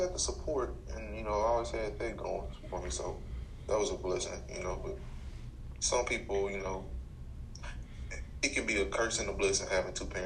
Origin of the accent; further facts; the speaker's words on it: Memphis, Tennessee, United States; also born or lived in Raleigh, Memphis; I live in what people call Cordova, or the Dirty Dover. I was 10. I moved from Raleigh to Cordova.